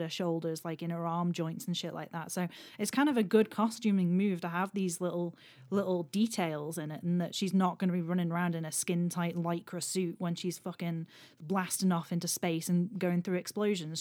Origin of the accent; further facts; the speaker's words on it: Isle of Man; I'm from the Isle of Man